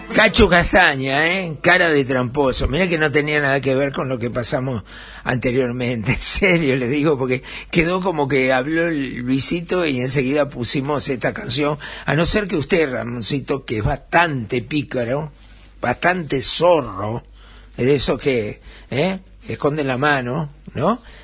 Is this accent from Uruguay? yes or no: yes; Uruguay; en mi Uruguay